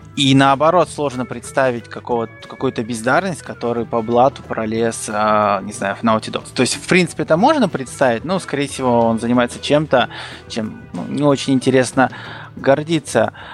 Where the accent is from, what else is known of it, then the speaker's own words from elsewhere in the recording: Kazakhstan; moved away as an adult; now in Rostov-on-Don, Russia; Я родился в Казахстане, в маленьком таком шахтерском поселке